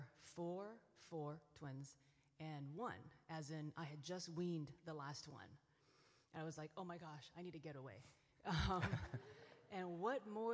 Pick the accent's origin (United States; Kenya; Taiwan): Taiwan; moved away; I grew up in Taiwan